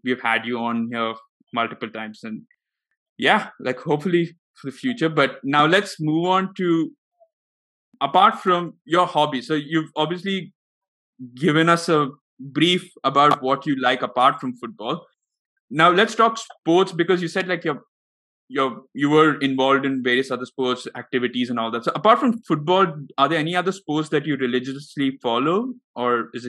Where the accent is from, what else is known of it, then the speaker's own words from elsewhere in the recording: India; started off watching cricket because as Indian families do, we do.